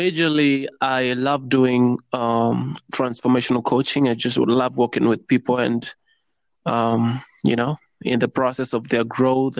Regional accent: Kenya; I'm from East Africa in Kenya.

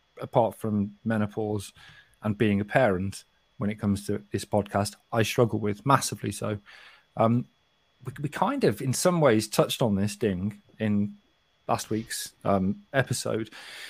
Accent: Kidderminster, West Midlands, United Kingdom; accent: Kidderminster; I haven't completely lost my accent. But believe me, this is not a Kidderminster accent. Kidderminster accent is not very attractive.

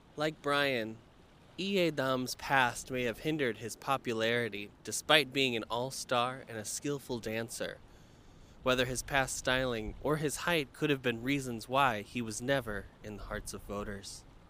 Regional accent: United States

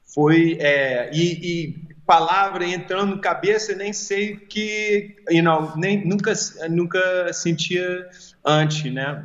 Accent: United States; Portuguese is a second language; eu nasci nos Estados Unidos, né? Então Sim. meu português é sempre só escutando

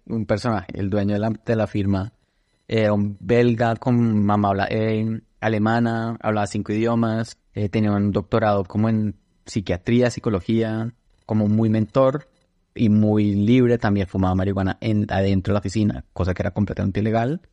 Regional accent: Bogotá, Colombia; moved away as an adult; also born or lived in Toulouse / Brussels / Washington, D.C. / Seattle; Crecí en Bogotá toda mi vida

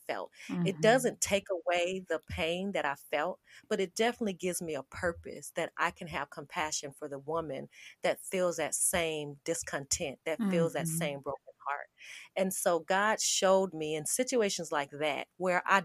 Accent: Las Vegas, Nevada, United States; moved away as an adult; now in Charlotte, United States; I was born and raised in Las Vegas.

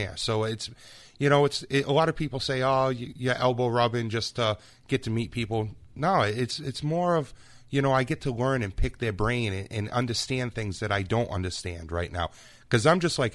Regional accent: Freetown, Massachusetts, United States; growing up in the Freetown area

